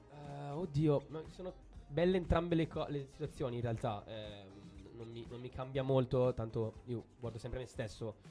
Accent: Brescia, Lombardy, Italy; also born or lived in Cremona; io sono di Brescia, di Brescia Cremona

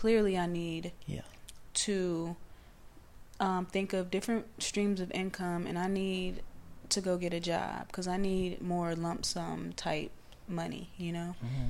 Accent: Los Angeles, California, United States; And, you know, I'm coming from South Central, so I am basically a, you know, a student of ….

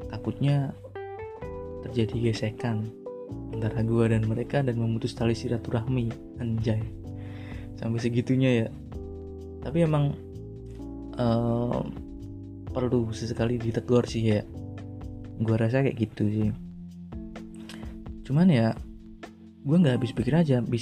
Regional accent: Salatiga, Central Java, Indonesia; di mana mana pokoknya yang merantau lah di luar daerah gue hometown gue di Salatiga gitu

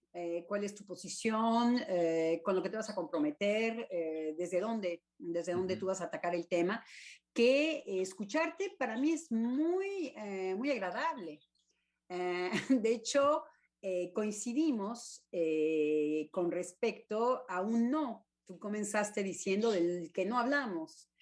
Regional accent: Mexico; como decimos en México

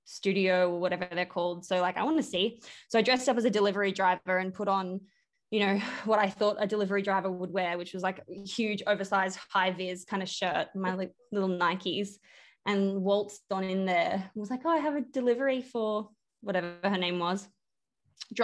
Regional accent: Brisbane, Queensland, Australia; where I grew up in Brisbane

